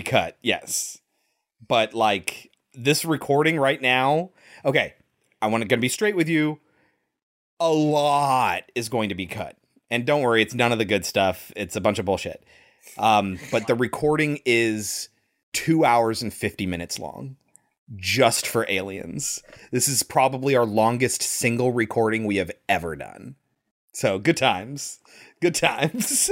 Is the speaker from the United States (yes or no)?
yes; United States; as an American